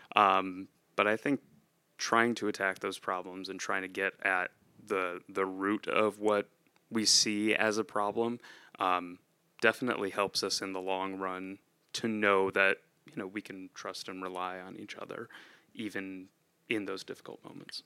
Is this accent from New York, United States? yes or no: yes; near Rochester, upstate New York, United States; moved away as an adult; also born or lived in central Pennsylvania; now in Pennsylvania, United States; I'm originally from upstate New York near, uh, Rochester